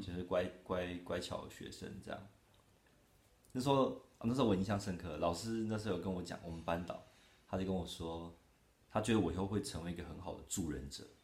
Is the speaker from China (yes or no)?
no; Taitung, Taitung County, Taiwan; 我是台东人，然后现在呢是台东同志游行的总召